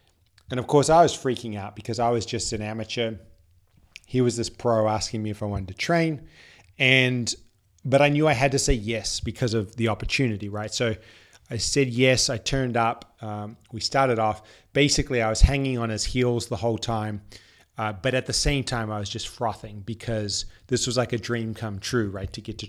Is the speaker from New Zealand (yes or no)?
yes; New Zealand; moved away as an adult; now in Sydney, Australia; I had lived in Sydney for 7 years prior to this. I moved over from New Zealand for uni